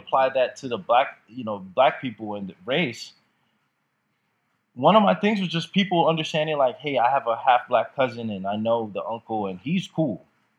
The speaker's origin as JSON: {"language": "English", "country": "Jamaica", "said": "I'm from Jamaica where it's very frowned upon. It's very conservative in Jamaica with that."}